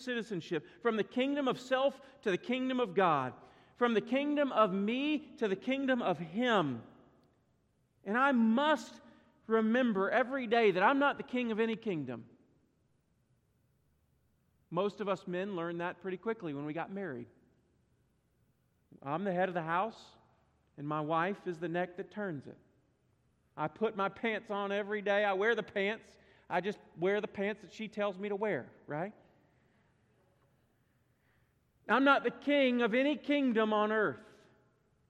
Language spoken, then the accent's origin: English; United States; the United States of America. That's where my citizenship lies